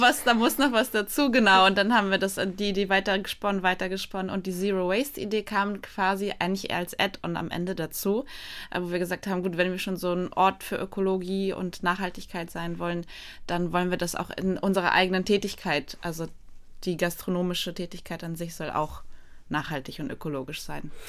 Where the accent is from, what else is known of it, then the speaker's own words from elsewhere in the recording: Poland; now in Germany; Ich bin ursprünglich Polin